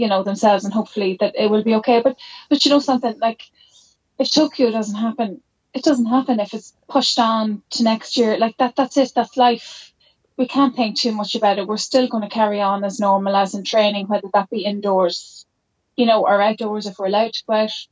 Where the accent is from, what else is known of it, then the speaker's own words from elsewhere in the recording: Jenkinstown, Leinster, Ireland; We're from Jenkinstown in between Dundalk and the borders